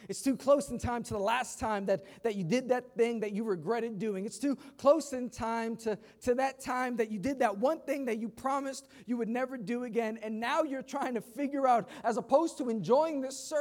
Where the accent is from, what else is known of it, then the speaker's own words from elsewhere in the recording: New York City, New York, United States; I grew up in Queens